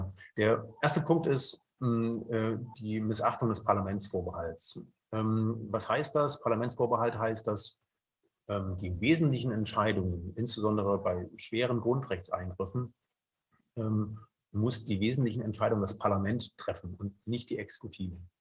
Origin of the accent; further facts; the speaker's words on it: near Leipzig, Saxony, Germany; moved away as an adult; also born or lived in Bayreuth; bin in der Nähe von Leipzig geboren, habe dort Jura studiert